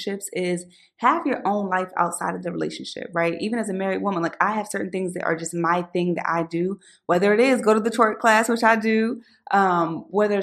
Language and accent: English; Philadelphia, Pennsylvania, United States; back when I was growing up in Philly